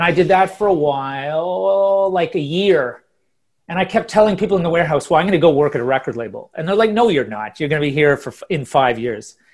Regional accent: Ottawa, Ontario, Canada; moved away as an adult; also born or lived in Toronto / Calgary / Halifax / London; now in Stockholm, Sweden; I was born in Toronto, grew up in Ottawa, then moved out to Calgary

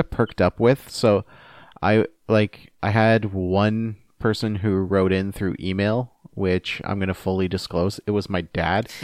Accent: Canada; as a Canadian

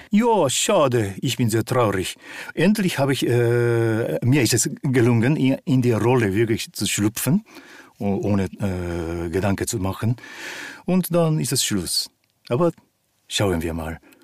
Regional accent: Japan; moved away; Ich bin in Japan aufgewachsen

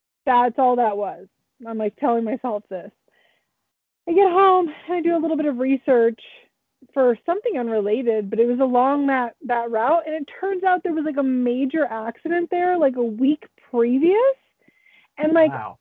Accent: San Francisco, California, United States; now in Siskiyou County, United States; I am originally from the San Francisco Bay Area

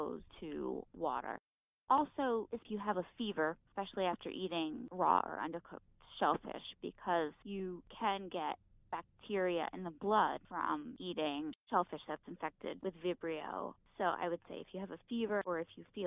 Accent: New Jersey, United States; I grew up in New Jersey

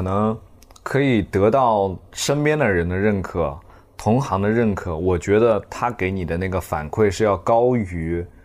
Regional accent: Zhejiang, China; 并且在，在浙江，我是浙江人

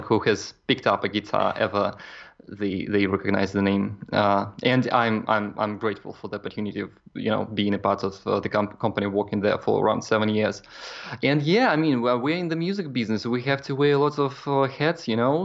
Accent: Kaliningrad, Kaliningrad Oblast, Russia; moved away as an adult; now in Poland; I'm originally from Kaliningrad, Russia, and uh, right now I live in Poland.

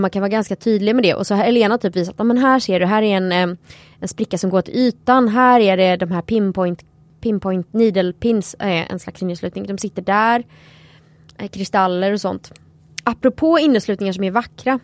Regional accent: Sweden; här hemma i Sverige

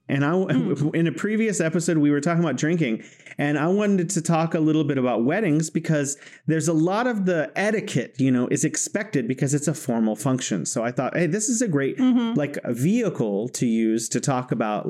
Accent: California, United States; now in Wuhan, China; I'm originally from California in the U.S., and I am currently located in beautiful Wuhan, China.

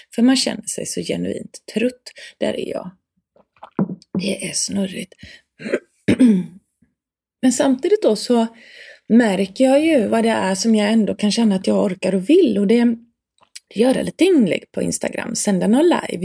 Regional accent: Sweden; jag som svensk

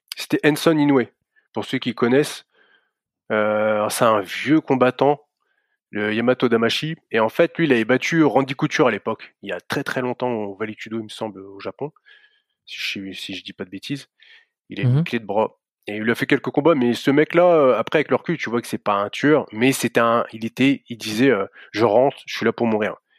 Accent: Reims, Grand Est, France; je suis de Reims, alors c'est à une heure et demie au-dessus de Paris, c'est à Champagne-Ardenne

